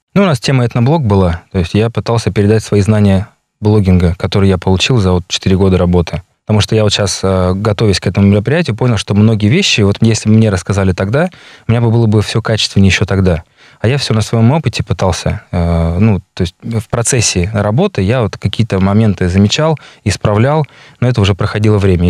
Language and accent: Russian; Saint Petersburg, Russia; moved away as an adult; now in Yakutia, Russia; я с Питера, питерский, якут